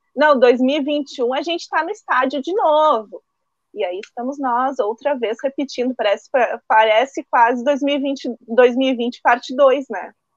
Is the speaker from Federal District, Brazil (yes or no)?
no; Farroupilha, Rio Grande do Sul, Brazil; Eu sou aqui de Farroupilha, eu moro aqui em Farroupilha